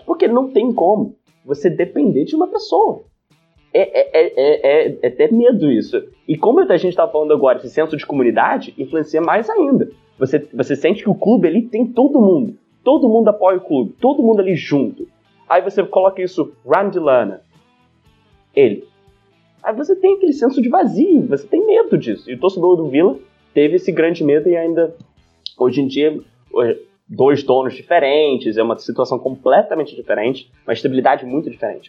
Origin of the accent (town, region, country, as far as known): Birmingham, West Midlands, United Kingdom; Portuguese is a second language; moved away as an adult; now in Rio de Janeiro, Brazil